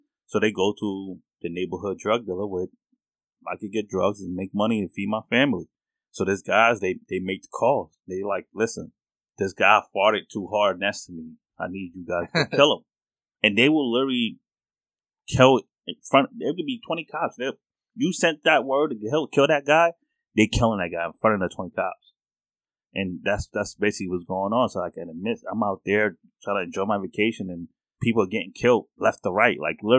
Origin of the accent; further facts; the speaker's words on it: New York, United States; Now I'm from New York, part of the hood.